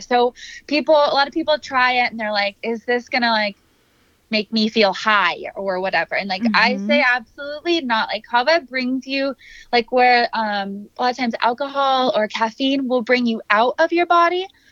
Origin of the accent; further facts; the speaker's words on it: Minnesota, United States; I'm from Minnesota